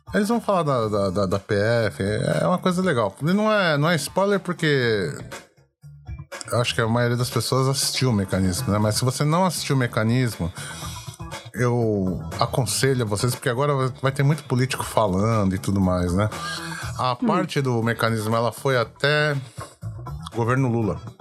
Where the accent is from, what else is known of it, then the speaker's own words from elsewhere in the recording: Brazil; nós somos brasileiros